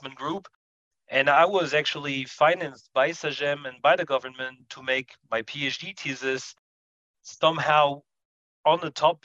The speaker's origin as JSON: {"language": "English", "area": "Paris suburbs", "region": "Île-de-France", "country": "France", "tie": "born or raised there", "said": "I was born in Paris suburbs, and I spent a good time of my life there. I received education also in that area"}